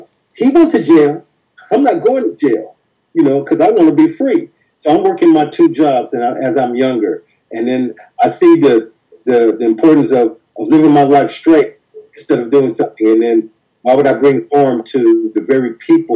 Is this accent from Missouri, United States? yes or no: no; Compton, California, United States; growing up in Compton